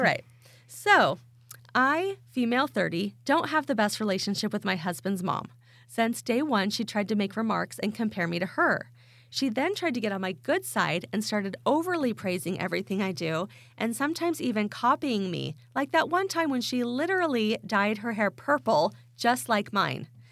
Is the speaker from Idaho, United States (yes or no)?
yes; Idaho, United States; I am from Idaho